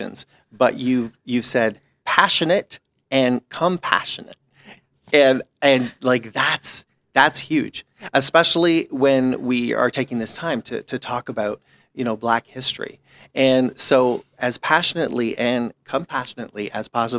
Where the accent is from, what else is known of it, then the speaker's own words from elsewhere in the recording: Toronto, Ontario, Canada; growing up in Toronto and Scarborough